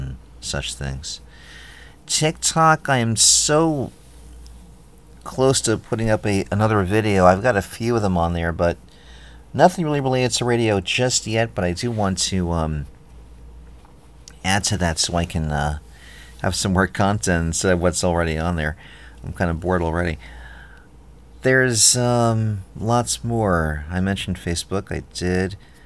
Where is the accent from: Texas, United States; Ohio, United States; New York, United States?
New York, United States; now in Philadelphia, United States; I'm from New York, but I live in Britannia